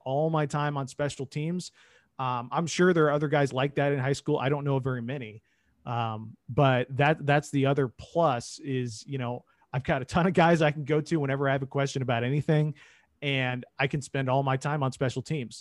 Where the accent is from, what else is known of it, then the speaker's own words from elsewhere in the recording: Indianapolis, Indiana, United States; I grew up in Indy, obviously, during the Peyton Manning, uh, era here.